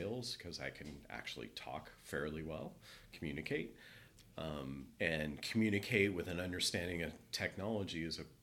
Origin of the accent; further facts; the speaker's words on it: Cupertino, California, United States; also born or lived in Chico; born and raised in California in Cupertino. Grew up down there